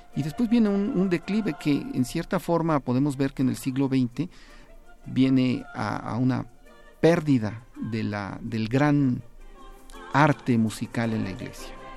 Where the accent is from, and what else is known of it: Mexico